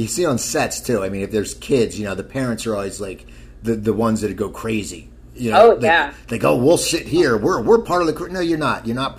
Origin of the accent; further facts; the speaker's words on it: Cherry Hill, New Jersey, United States; moved away; also born or lived in San Diego; I grew up in Cherry Hill, yeah.